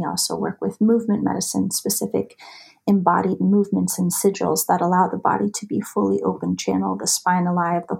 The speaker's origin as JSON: {"language": "English", "country": "United States", "tie": "born or raised there", "also_born_or_lived": "Montana / Idaho", "said": "I was raised in the mountains. I grew up in Montana. I grew up in Idaho"}